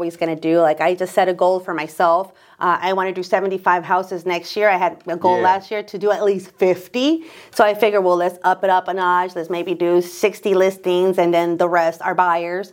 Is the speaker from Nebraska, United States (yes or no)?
yes; Omaha, Nebraska, United States; I grew up in South Omaha